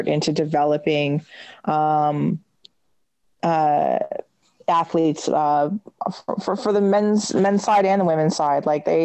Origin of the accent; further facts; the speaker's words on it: Peterborough, Ontario, Canada; I'm from Peterborough, and it makes total sense if you're from Peterborough to call them Electric City